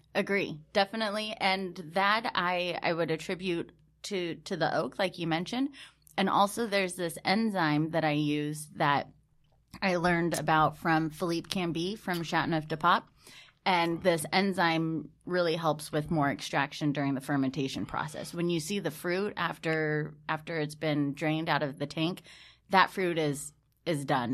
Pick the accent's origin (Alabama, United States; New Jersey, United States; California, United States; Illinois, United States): California, United States; Patterson; I grew up in this small little town called Patterson